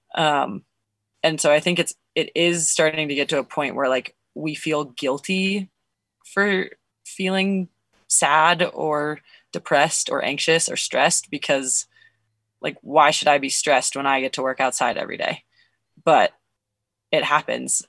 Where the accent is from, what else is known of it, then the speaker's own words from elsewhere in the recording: Nevada, United States; also born or lived in Colorado / Montana; now in Bozeman, United States; I was born in Nevada. I went to high school in Colorado. I've now lived in Montana longer than I lived in Colorado, but I still lived in Nevada for longer than both of those places.